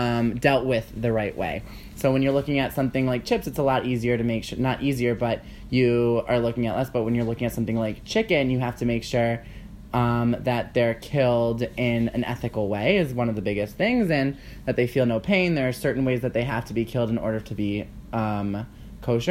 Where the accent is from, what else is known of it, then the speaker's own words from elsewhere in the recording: Cleveland, Ohio, United States; moved away as an adult; also born or lived in Cincinnati, Ohio; now in New York, United States; I am from Cleveland, Ohio. Born and raised, went to school in Cincinnati